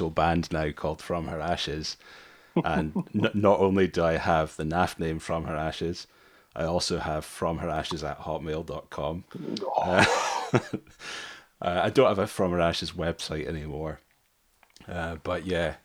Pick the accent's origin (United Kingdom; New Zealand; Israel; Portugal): United Kingdom; Dumfries, Scotland; I was brought up there in Dumfries